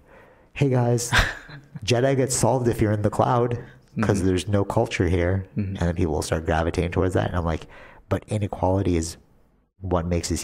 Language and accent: English; Canada; we're Canadian